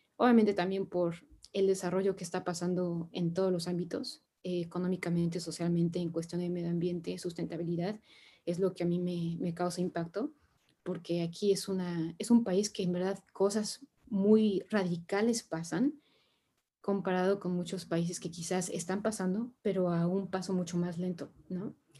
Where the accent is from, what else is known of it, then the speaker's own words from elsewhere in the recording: Mexico; moved away as an adult; also born or lived in France; now in China; yo soy de México